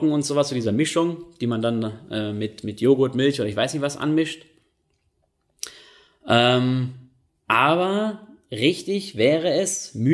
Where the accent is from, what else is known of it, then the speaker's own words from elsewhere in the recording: North Rhine-Westphalia, Germany; weil da, wo, wo ich herkomme aus NRW, da hat man eigentlich Tram, den Begriff hat man da nicht äh, verwendet, da sagt man eigentlich Straßenbahn.